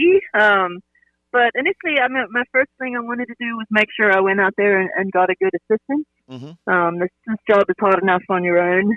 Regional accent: South Africa; now in Greenville, United States; I'm from South Africa originally, but Greenville's been home for 20 years now.

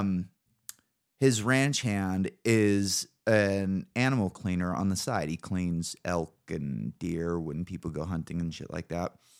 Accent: Northern California, United States; moved away as an adult; now in Idaho, United States; living in Northern California

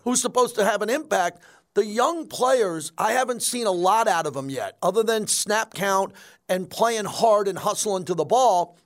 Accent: New York, United States; moved away; Growing up in New York with my dad, who was a diehard sports fan

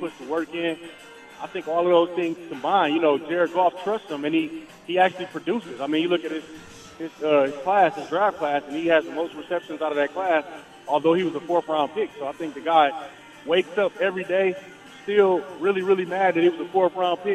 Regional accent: Michigan, United States; I'm from Michigan

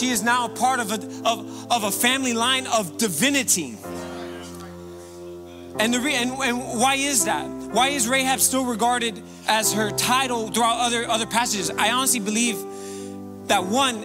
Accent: Miami, Florida, United States; I was born and raised here in Miami, Florida.

